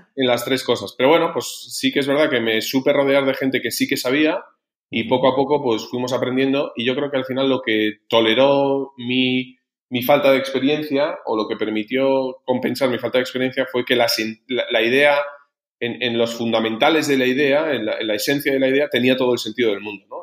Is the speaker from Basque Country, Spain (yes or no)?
no; Logroño, La Rioja, Spain; moved away as an adult; now in Madrid, Spain; soy de Logroño